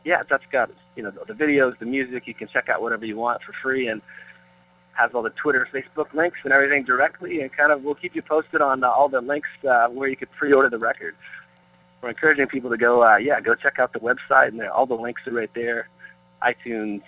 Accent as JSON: {"language": "English", "town": "Peterborough", "region": "Ontario", "country": "Canada", "tie": "born or raised there", "moved": "as an adult", "lives_now": "Brentwood, United States", "said": "growing up in Peterborough and, you know, being Canadian"}